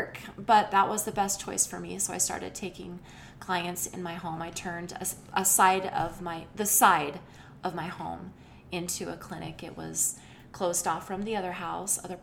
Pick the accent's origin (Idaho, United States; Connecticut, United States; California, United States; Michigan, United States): Idaho, United States; Rexburg; I was born and raised in Rexburg, Idaho, not too far from here